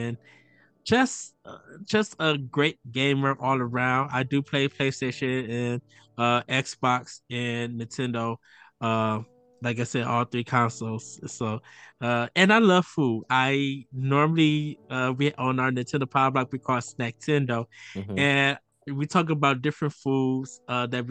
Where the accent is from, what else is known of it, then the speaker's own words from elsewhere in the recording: North Chicago, Illinois, United States; I am from North Chicago, Illinois